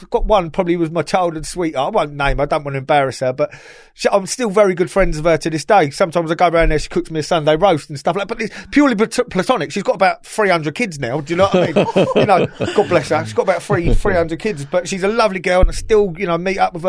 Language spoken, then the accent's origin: English; South East England, United Kingdom; I got done for joy riding a fucking push bike growing up in Hampshire, you know.